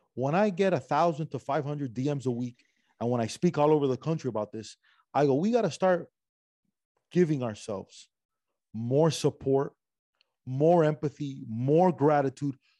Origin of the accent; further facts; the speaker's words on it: Cuba; moved away; also born or lived in Spain / Miami; I'm from Cuba. I went from Cuba to Spain for a little bit, Miami.